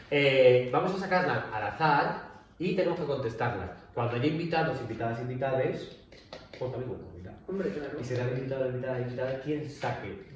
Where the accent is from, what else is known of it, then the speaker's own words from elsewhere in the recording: Spain; Porque soy maricón de España.